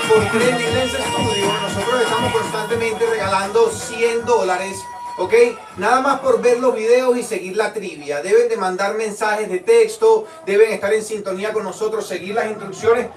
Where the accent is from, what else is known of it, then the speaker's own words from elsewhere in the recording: Venezuela; now in Florida, United States; somos venezolanos, pero estamos en el corazón de la Florida